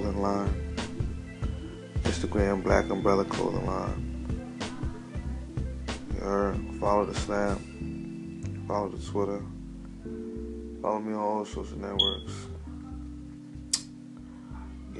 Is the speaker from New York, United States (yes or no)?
yes; New York City, New York, United States; I'm from Brooklyn. I was born in New York City